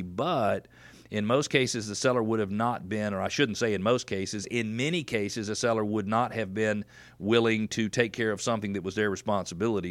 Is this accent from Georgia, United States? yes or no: yes; Atlanta, Georgia, United States; I'm from Atlanta